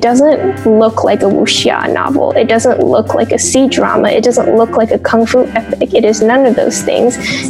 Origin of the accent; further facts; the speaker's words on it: United States; I grew up in the West. I'm not a Chinese writer. I'm a Chinese American writer.